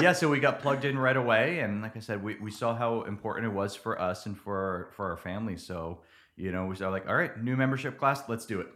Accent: New Jersey, United States; moved away as an adult; also born or lived in Dallas-Fort Worth, Texas / central Pennsylvania; now in Nacogdoches, United States; I grew up in New Jersey

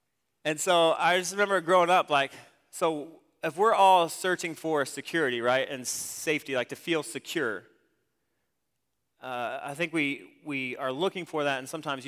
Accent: Ohio, United States; I grew up in Ohio. And I went to a smaller school, about the size of Central Heights.

